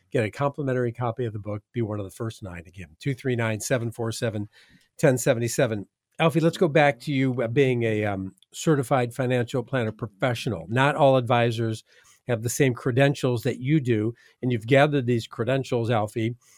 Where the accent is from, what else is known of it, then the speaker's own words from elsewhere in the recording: Midwest, United States; now in Southwest Florida, United States; I'm from the Midwest.